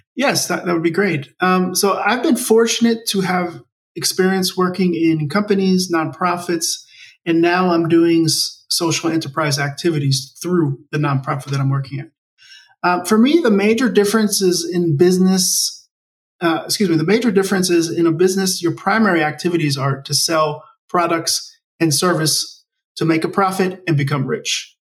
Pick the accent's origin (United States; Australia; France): United States; Maryland; first language English; also born or lived in Bogota, Colombia; We moved to the United States, and that's actually where I grew up in Maryland, which is near Washington D.C. on the East Coast.